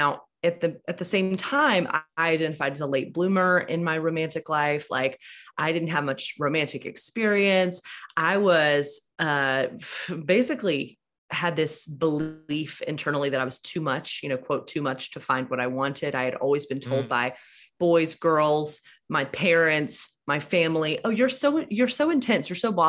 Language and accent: English; Alabama, United States; I grew up in a church that was like moderately progressive.